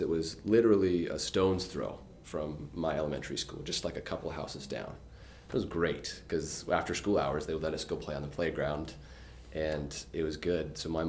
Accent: Fresno, California, United States; I'm from Fresno, California.

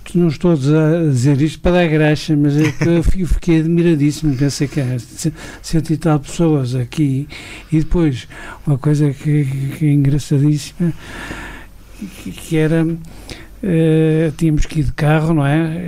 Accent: Douro, Portugal; also born or lived in France; sou do Douro, sempre f, trabalhei aqui

